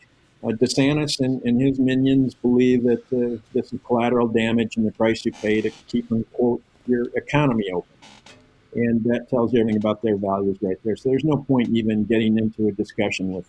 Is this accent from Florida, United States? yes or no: no; Michigan, United States; born or raised there